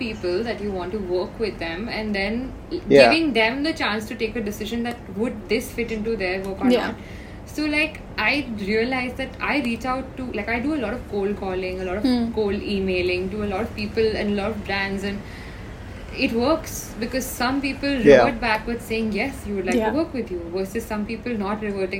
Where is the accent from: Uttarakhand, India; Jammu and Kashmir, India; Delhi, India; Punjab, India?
Uttarakhand, India; Dehradun; moved away; I come from Dehradun. We don't know what the internet was till I was in 11th grade